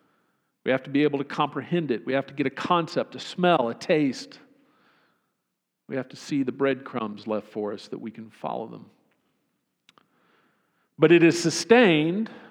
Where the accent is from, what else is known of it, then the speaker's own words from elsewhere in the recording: Austin, Texas, United States; I grew up in Austin